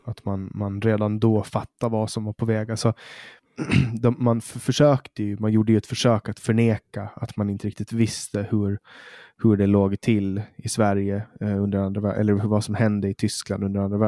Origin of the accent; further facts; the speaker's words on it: Åland, Finland; vi är ju en minoritet, vi ålänningar, vi är ju svenskspråkiga